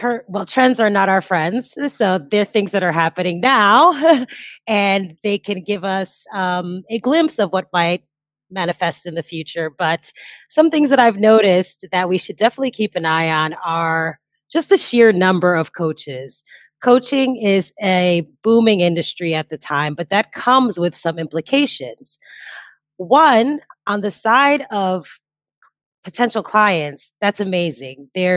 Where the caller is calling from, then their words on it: Bali, Indonesia; Well, I am joining you from Bali, Indonesia, where it is currently 4 a.m., so not quite sunlight yet.